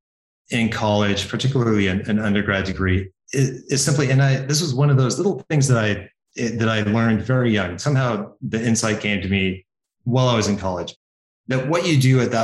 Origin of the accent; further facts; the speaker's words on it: Healdsburg, California, United States; moved away; I grew up in small town, Northern California